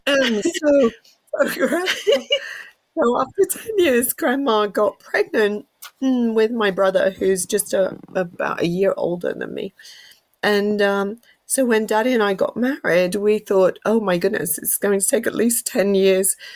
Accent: England, United Kingdom; moved away; I'm whole English.

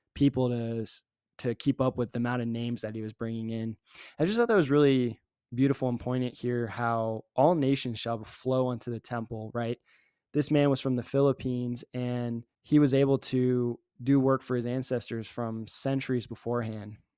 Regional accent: Richmond, Virginia, United States; now in Provo, United States; I had an advantage growing up in Virginia

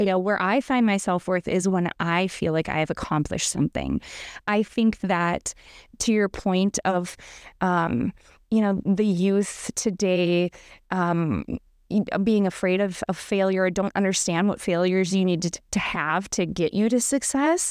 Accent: Minot, North Dakota, United States; I grew up in Minot, North Dakota

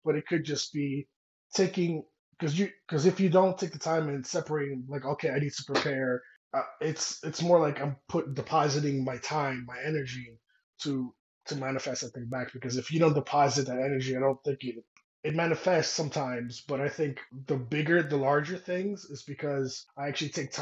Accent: New York City, New York, United States; moved away as an adult; now in New Mexico, United States; I'm Dominican by Washington Heights

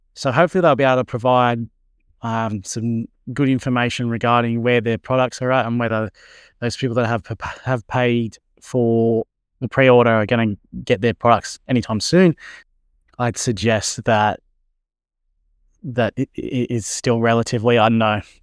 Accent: Australia; yay for being Australian

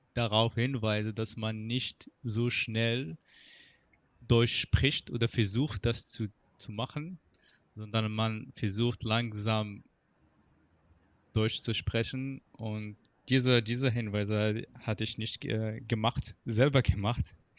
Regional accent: Morocco; German is a second language; moved away as an adult; now in Germany; mein Heimatland Marokko

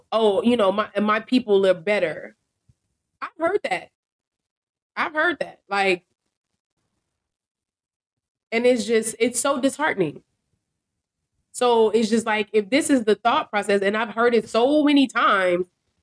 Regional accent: Chicago, Illinois, United States; Girl from Chicago, we all Black

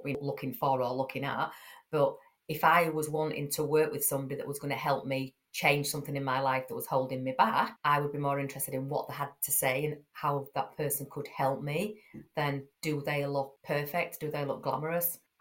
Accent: Yorkshire and the Humber, United Kingdom; I'm from Yorkshire, I speak how I speak, it's no good trying to kind of put this voice on and this posh accent if I haven't got it

